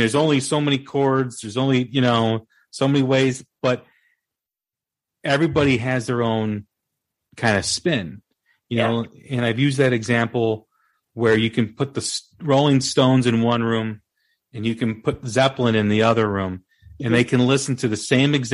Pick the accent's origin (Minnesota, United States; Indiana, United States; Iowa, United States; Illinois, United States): Illinois, United States; Des Plaines; I grew up in Des Plaines